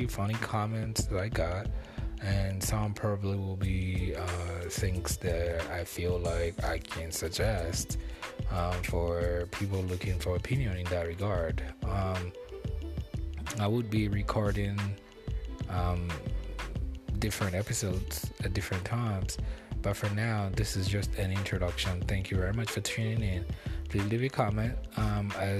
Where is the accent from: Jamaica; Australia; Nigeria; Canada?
Nigeria; now in United States; I'm originally from Nigeria. I live here in the United States now